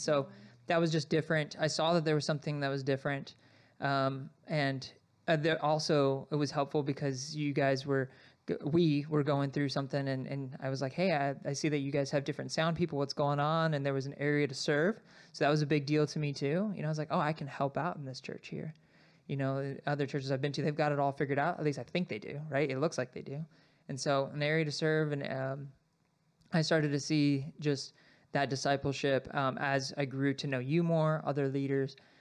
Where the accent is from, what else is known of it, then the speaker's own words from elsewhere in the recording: Sierra Vista, Arizona, United States; I grew up in Arizona, so I was born and raised in Sierra Vista